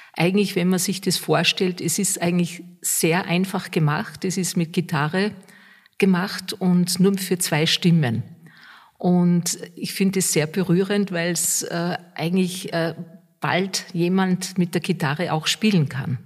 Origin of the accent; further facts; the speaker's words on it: Austria; bei uns in Österreich